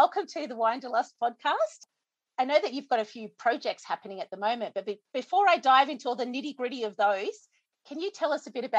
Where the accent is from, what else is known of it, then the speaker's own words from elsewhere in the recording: Gold Coast, Queensland, Australia; I grew up on the Gold Coast.